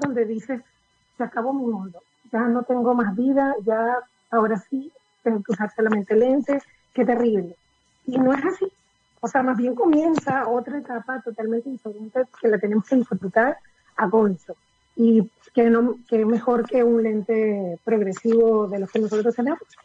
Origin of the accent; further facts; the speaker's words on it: Venezuela; moved away as an adult; now in Chile; yo nací en Venezuela, ¿Ya? pero mi familia es de Chile